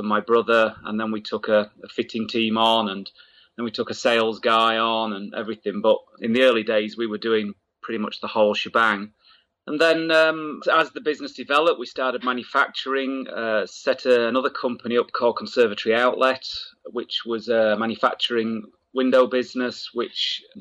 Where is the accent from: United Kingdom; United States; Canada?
United Kingdom; Wakefield, Yorkshire and the Humber; I grew up in the north of England, in Yorkshire, a place called Wakefield